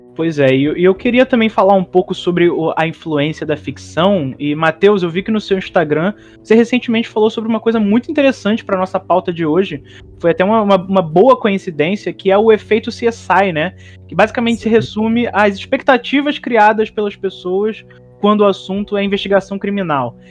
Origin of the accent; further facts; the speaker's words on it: Niterói, Rio de Janeiro, Brazil; da minha cidade natal, que foi a cidade onde eu nasci, Niterói, no Rio de Janeiro